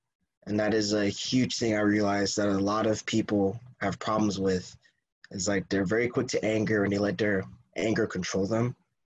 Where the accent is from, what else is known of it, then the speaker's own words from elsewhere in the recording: Miami, Florida, United States; born there; I was born in Miami, Florida, and I moved here, basically lived here throughout most of my childhood.